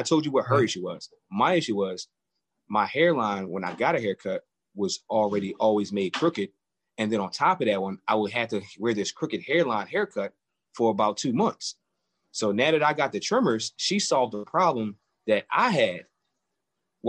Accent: Philadelphia, Pennsylvania, United States; Born and raised in Philadelphia

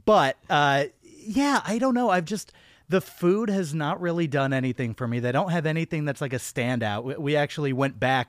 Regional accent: Austin, Texas, United States; moved away; I spent a large part of my childhood in Austin, Texas

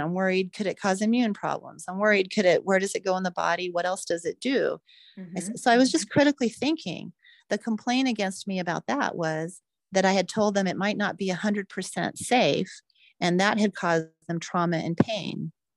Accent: United States

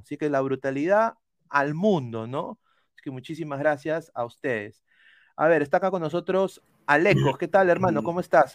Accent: Peru

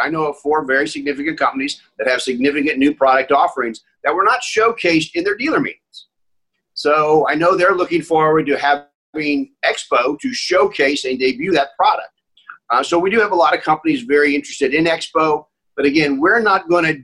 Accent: Indianapolis, Indiana, United States; I was born in Indianapolis

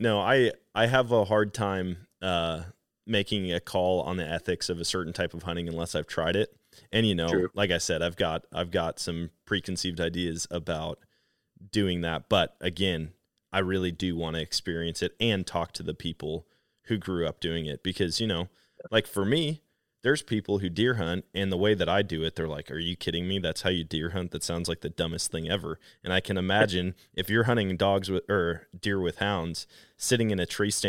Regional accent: Wisconsin, United States; I'm from Wisconsin. I'm actually currently in Wisconsin

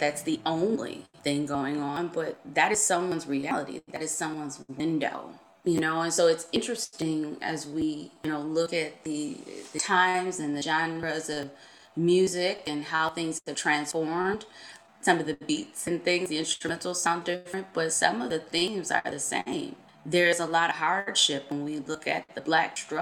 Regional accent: Buffalo, New York, United States; I grew up on Buffalo's East Side, and I'm proud to say that.

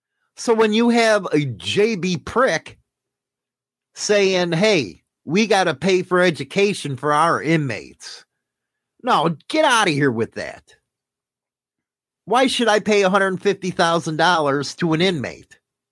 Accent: Canada; Medicare in Canada isn't what it used to be, but it's better than nothing. Still happy I'm Canadian.

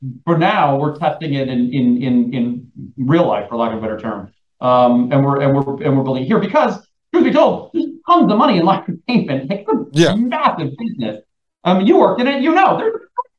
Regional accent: New York City, New York, United States; as a New Yorker

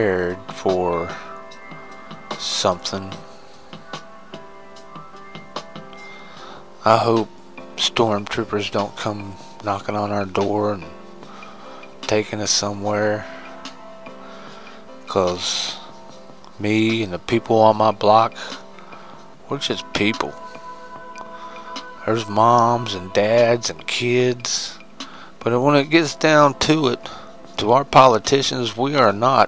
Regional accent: United States; As an American, as a true red-blooded American boy

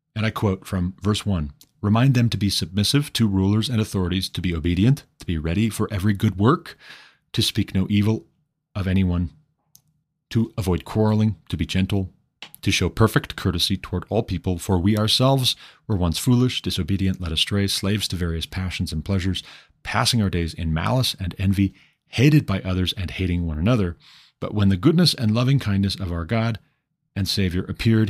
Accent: Montana, United States; my home state, Montana

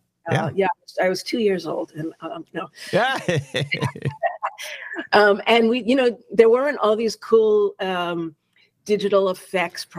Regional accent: New York City, New York, United States; And starting in Staten Island, and that's where I started to play the viola

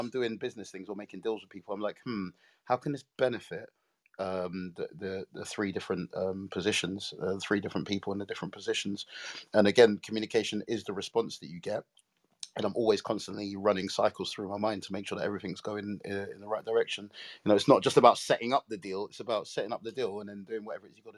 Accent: London, United Kingdom; I was born in South London in a place called Brixton

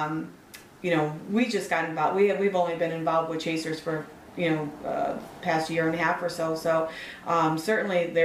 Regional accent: Chicago, Illinois, United States; I grew up in the city. There was one on Kedzie, like 55th and Kedzie or 59th

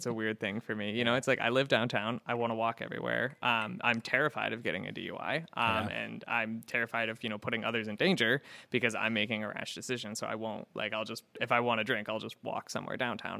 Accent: West Coast, United States; moved away as an adult; also born or lived in Florida; now in Syracuse, United States; I'm not from here, and I grew up on the West Coast, and when I moved to the East Coast, I moved to Florida when I was 19

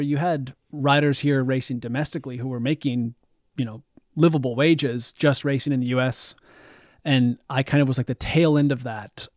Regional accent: Bend, Oregon, United States; also born or lived in northern Vermont; now in Vermont, United States; the street I grew up on in Bend, Oregon.

